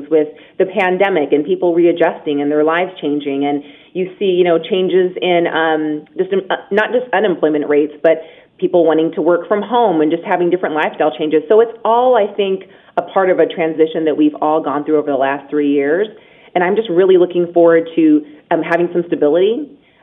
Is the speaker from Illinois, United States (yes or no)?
no; Las Vegas, Nevada, United States; my hometown